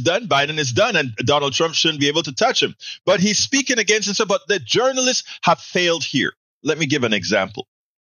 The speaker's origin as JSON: {"language": "English", "area": "Coco Solo", "region": "Colón", "country": "Panama", "tie": "born or raised there", "said": "the same hospital that I was born in, Cocosolo, on the canal zone in Panama, Provincia de Colón"}